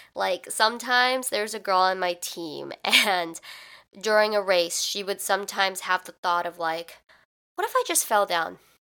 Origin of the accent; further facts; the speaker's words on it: Midwest, United States; I'm from the Midwest, which means in the fall, it's pretty hot